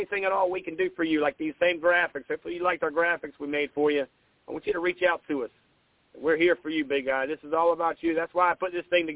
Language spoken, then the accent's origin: English; Grand Strand, South Carolina, United States; I grew up on the Grand Strand. I went to Sacastie many moons ago, 1997